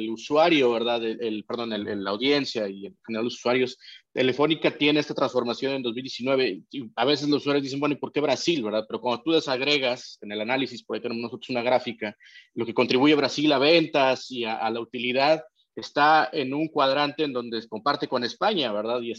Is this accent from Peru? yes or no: yes; Peru; Perú, en mi país